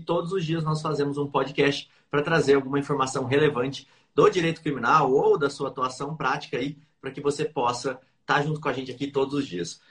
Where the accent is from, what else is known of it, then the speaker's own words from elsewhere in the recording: Bauru, São Paulo, Brazil; Bauru, que é a minha cidade natal